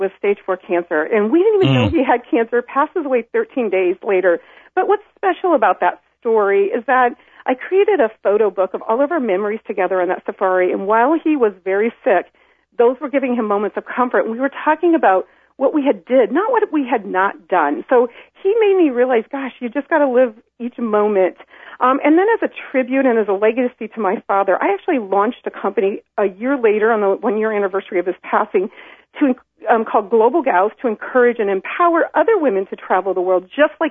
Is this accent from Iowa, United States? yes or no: yes; Iowa, United States; moved away as an adult; also born or lived in Sydney, Australia; I spent my whole life trying to get out of Iowa. I grew up here